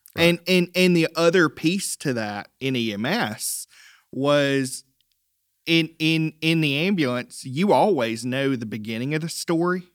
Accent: Lyman, South Carolina, United States; also born or lived in Rock Hill, South Carolina; I'm a native of the upstate.

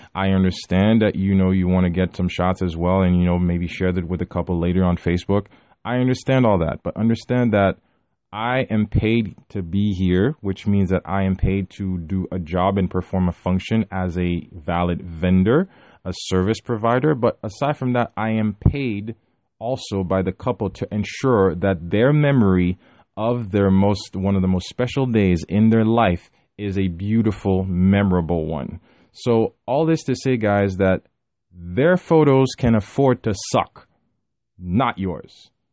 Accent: Haiti; moved away; my hometown in Haiti

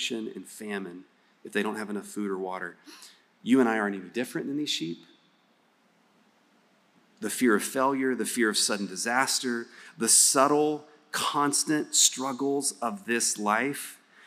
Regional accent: West Texas, United States; I'm from West Texas.

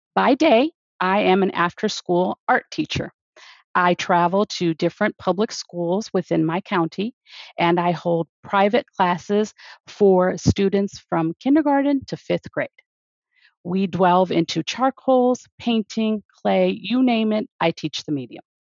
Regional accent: outside of Detroit, Michigan, United States; I was born and raised outside of Detroit

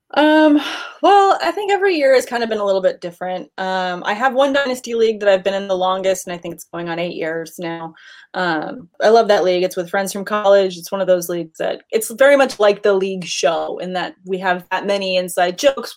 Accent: Southern California, United States; I am not born and raised in Southern California.

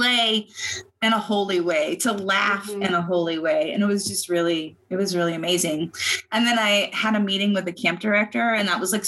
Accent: Virginia, United States; moved away as an adult; now in Arizona, United States; I am originally from Virginia

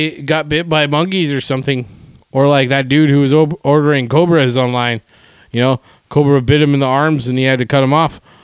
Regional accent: Winnipeg, Manitoba, Canada; my hometown

